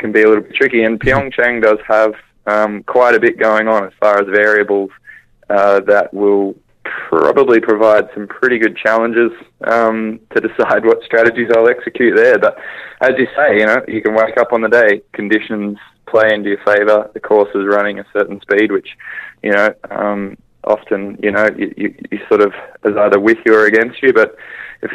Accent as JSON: {"language": "English", "country": "Australia", "said": "being an Australian Winter Olympian"}